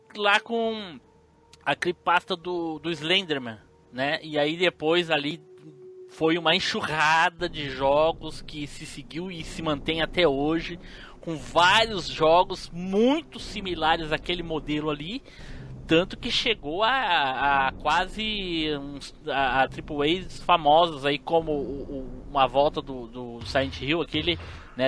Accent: South Region, Brazil; accent: sulista; meu sotaque sulista.

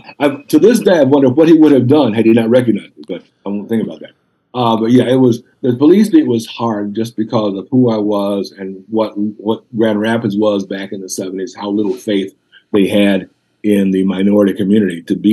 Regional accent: Denmark; So when you grew up in Denmark, you know, I'm from Denmark.

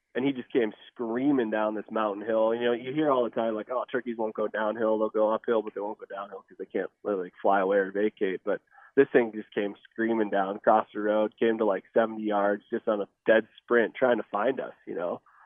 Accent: Midwest, United States; moved away; I grew up in the Midwest

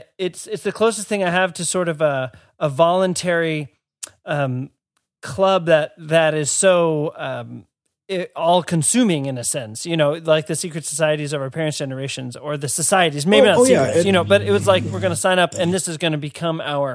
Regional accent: United States; as an American

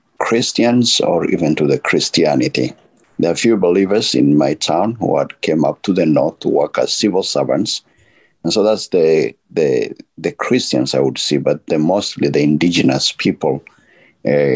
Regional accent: Nairobi, Kenya; I'm from Nairobi, Kenya

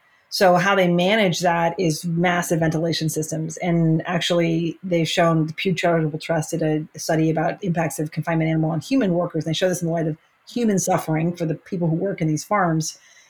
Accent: Germany; born there; moved away; also born or lived in London, United Kingdom; I was born in Germany. My parents are American, but they lived in Germany for a decade. I lived in London for a couple of years growing up.

